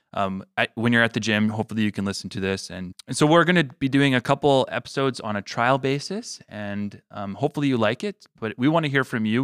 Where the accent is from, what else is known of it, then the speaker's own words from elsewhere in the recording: Manitoba, Canada; also born or lived in Regina, Saskatchewan; I was born there. And I, but I was raised here in Manitoba